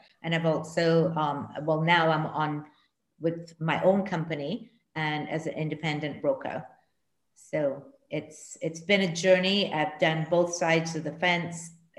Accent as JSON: {"language": "English", "country": "Trinidad & Tobago", "tie": "born or raised there", "also_born_or_lived": "Canada", "moved": "as an adult", "lives_now": "Barbados", "said": "I was born in Trinidad and Tobago, and my mommy is from Trinidad and my daddy's from Barbados. So I was schooled, grew up in Trinidad and went to university in Canada. And then I moved to Barbados."}